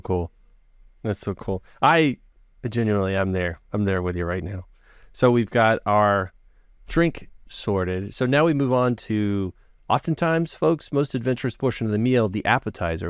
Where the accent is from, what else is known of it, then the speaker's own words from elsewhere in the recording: Texas, United States; I'm from Texas, I'm in the South